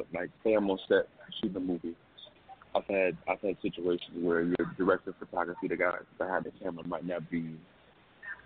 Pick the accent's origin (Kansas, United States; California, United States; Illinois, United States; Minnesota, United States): Illinois, United States; Chicago; I'm from Chicago.